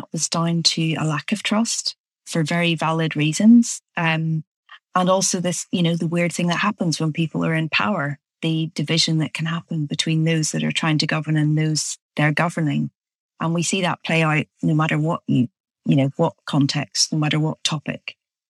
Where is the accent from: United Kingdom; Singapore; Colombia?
United Kingdom; Belfast, Northern Ireland; there's a core component in what I teach that relates back to my experience growing up in Belfast.